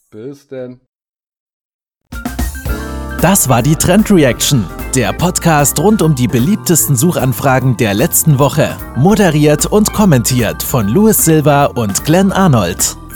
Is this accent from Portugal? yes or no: yes; Portugal; Äh, ich komme ja aus Portugal, da haben wir schon auch mal 45 gehabt